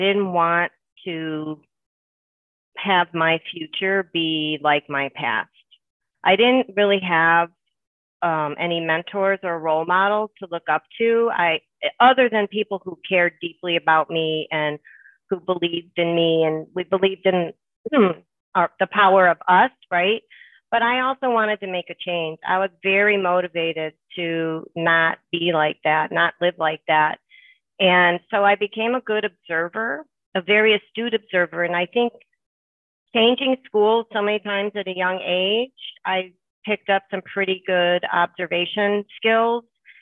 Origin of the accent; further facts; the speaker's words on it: Harvey, Illinois, United States; also born or lived in Chicago Heights / Markham; I grew up in the neighborhoods of Harvey and Markham.